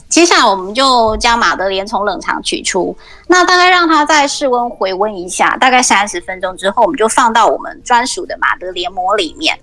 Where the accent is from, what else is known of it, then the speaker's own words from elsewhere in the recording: Taiwan; now in Sydney, Australia; 我们台湾人